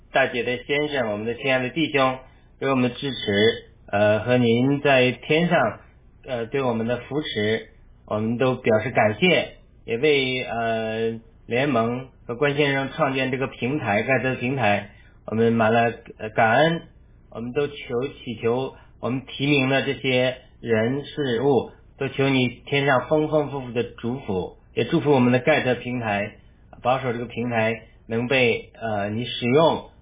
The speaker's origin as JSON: {"language": "Chinese", "country": "China", "said": "我们中国人"}